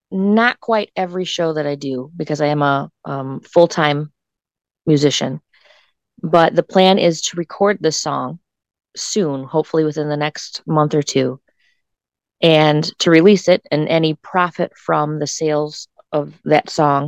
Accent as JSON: {"language": "English", "area": "between Perrysburg and Whitehouse", "region": "Northwest Ohio", "country": "United States", "tie": "born or raised there", "said": "I'm actually from this area. I grew up in Northwest Ohio, between Perrysburg and White House"}